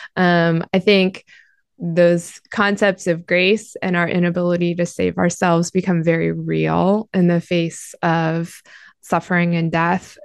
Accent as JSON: {"language": "English", "country": "United States", "said": "as an American Christian"}